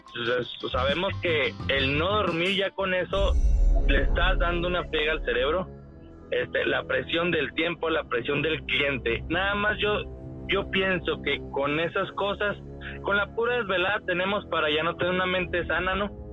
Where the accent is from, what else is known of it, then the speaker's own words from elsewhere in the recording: Mexico; un trolero mexicano cualquiera